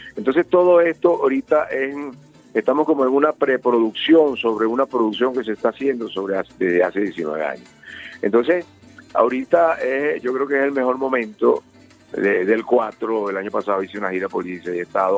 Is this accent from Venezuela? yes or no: yes; Venezuela; lo que nos identifica como venezolanos